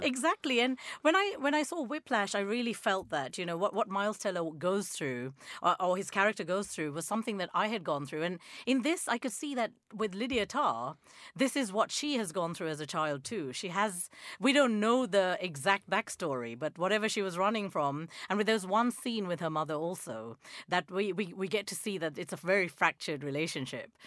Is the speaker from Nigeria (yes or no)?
yes; Nigeria; moved away; I grew up in Nigeria